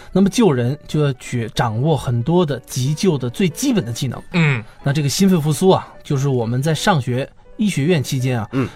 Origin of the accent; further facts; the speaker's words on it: Northeast China, China; moved away as an adult; now in Beijing, China; 我在从老家，我是东北人，我从东北坐火车回北京